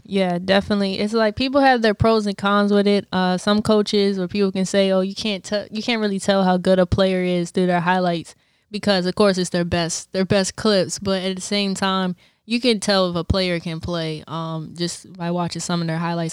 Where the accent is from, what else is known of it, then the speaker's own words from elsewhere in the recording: Bowie, Maryland, United States; I'm from Bowie, Maryland